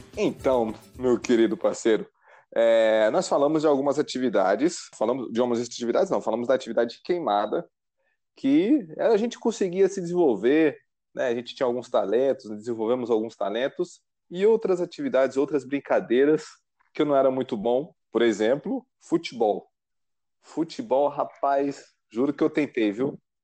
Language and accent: Portuguese; São Paulo, Brazil; also born or lived in Rio de Janeiro; eu meio que cresci em paralelo, tanto em São Paulo como no Rio